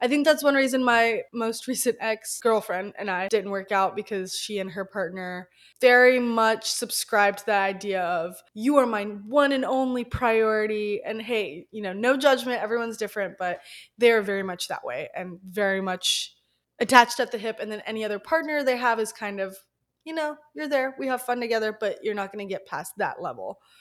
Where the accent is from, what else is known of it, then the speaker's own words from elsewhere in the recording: the South, United States; We grew up in the South